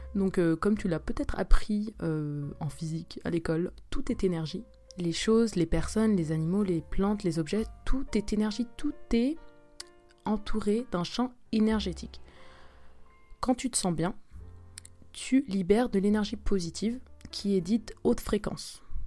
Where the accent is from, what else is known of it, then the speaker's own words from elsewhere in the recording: Switzerland; first language French; moved away as an adult; now in South Korea; je suis une Suisse qui vit en Corée du Sud